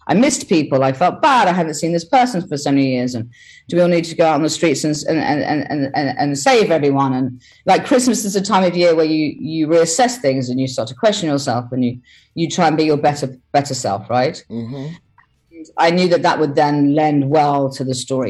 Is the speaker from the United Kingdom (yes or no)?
yes; England, United Kingdom; I'm English, but I feel akin to my European side